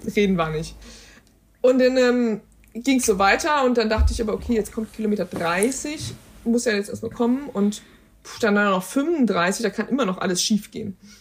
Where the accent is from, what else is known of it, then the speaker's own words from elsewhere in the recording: Germany; wir kommen aus Deutschland